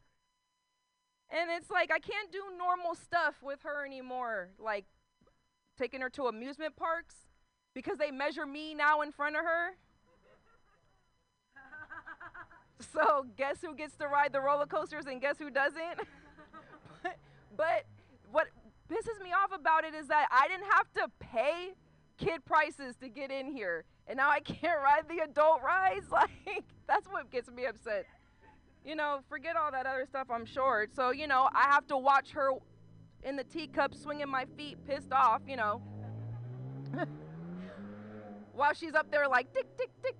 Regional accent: Concord, California, United States; Concord is that place where white people have Black Lives Matter posters outside their house and never had a black life in their house. But that's where I'm from

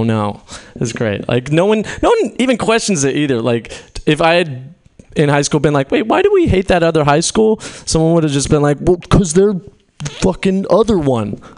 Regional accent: Fairfield, California, United States; moved away; being back in my hometown has been interesting. I'm from Fairfield.

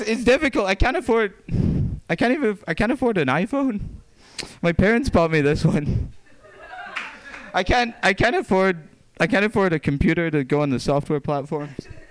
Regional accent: Scotland, United Kingdom; moved away; I'm not actually from here, as Pam alluded to. I'm from Scotland

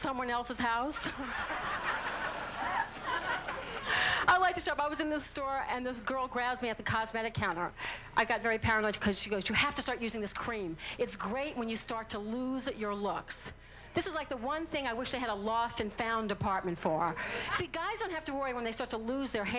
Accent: New Orleans, Louisiana, United States; accent: southern; I'm from New Orleans

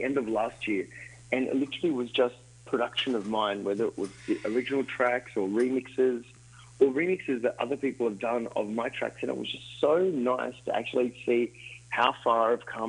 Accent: Sydney, New South Wales, Australia; now in Miami, United States; We're both from Australia. I'm from Sydney originally, but live in Miami

